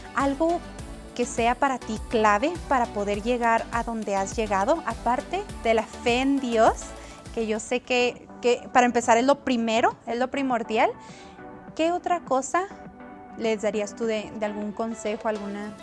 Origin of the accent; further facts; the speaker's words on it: Guachochi, Chihuahua, Mexico; moved away as an adult; now in United States; yo nací en Washoshi, en Chihuahua